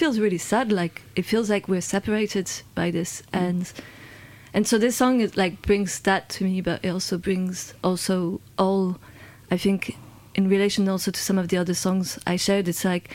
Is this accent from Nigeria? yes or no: no; London, United Kingdom; And so I'm French and English and Swiss, and I was born in London, but my parents are French and Swiss